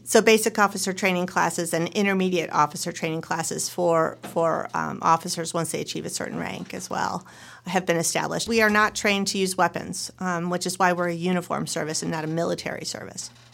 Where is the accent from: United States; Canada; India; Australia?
United States; Western New York; moved away as an adult; also born or lived in New Jersey / Colorado; now in Oregon, United States; I was born and raised in Western New York and went to Rutgers University in New Jersey